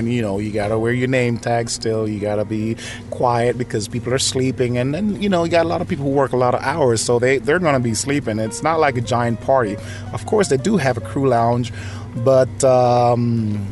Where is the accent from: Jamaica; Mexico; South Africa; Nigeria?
Jamaica; now in Nashville, United States; born and raised in Jamaica